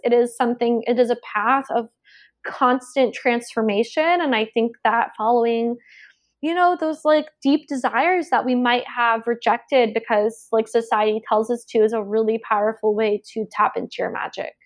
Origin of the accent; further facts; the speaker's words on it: Georgia, United States; moved away; also born or lived in South Carolina; I grew up on the East Coast and I was raised in Georgia and went to school in South Carolina